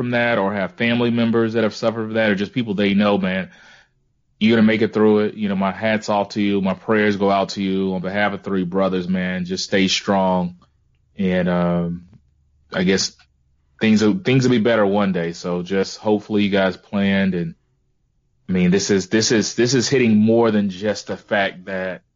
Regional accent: Mobile, Alabama, United States; I am still from Mobile

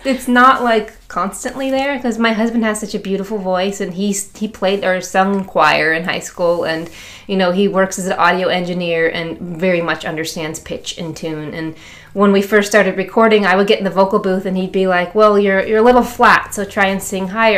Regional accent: Chicago, Illinois, United States; I'm from Chicago

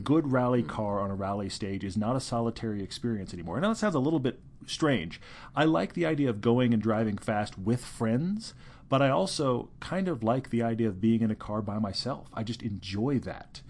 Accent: Houston, Texas, United States; moved away; also born or lived in California; I grew up in Houston, Texas

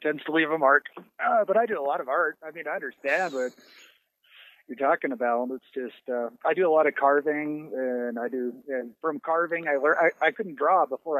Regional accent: Gatlinburg, Tennessee, United States; moved away; also born or lived in Wyoming; we actually had a taxidermist a couple miles down the street from me where I grew up in Tennessee in Gatlinburg.

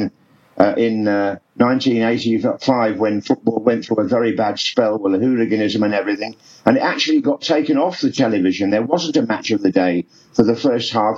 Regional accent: London, United Kingdom; I was brought up in South London in Lewisham

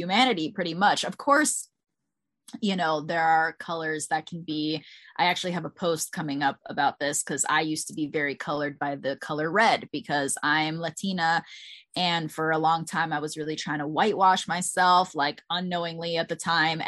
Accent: Bethesda, Maryland, United States; I grew up in Bethesda, Maryland, like right outside of DC

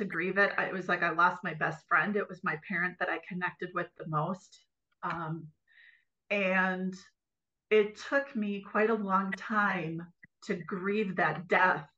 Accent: Green Bay, Wisconsin, United States; I'm from Green Bay originally.

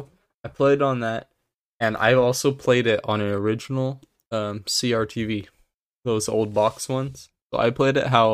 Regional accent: United States; I'm American

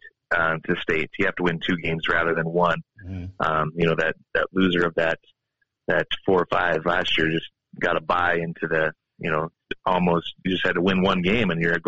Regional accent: Havre, Montana, United States; now in Helena, United States; I'm from Haver

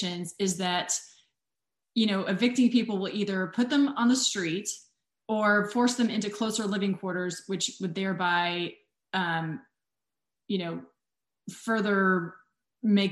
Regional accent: Indiana, United States; born and raised in Indiana, I, Butler grad

